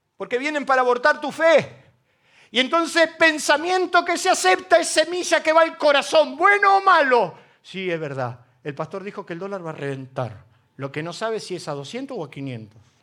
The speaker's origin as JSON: {"language": "Spanish", "country": "Argentina", "said": "los argentinos que se suben al avión y estamos todos enojados"}